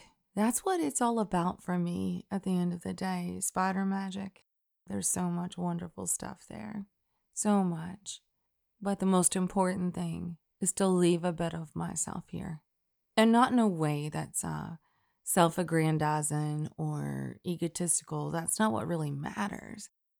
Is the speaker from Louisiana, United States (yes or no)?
no; Alabama, United States; Y'all know that Christian sensibility, at least the one I knew growing up in Alabama, of refusing all pride in your work and in of yourself, that doesn't hold water with me.